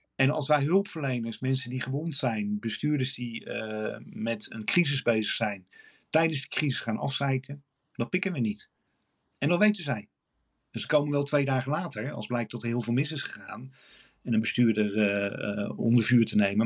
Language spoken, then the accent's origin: Dutch; Rotterdam, South Holland, Netherlands; als Rotterdammer.